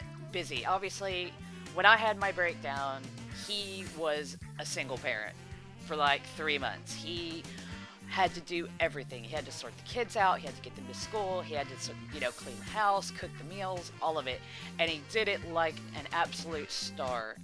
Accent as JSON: {"language": "English", "country": "United States", "moved": "as an adult", "lives_now": "United Kingdom", "said": "I'm from America. I live in the UK now, but I'm from America"}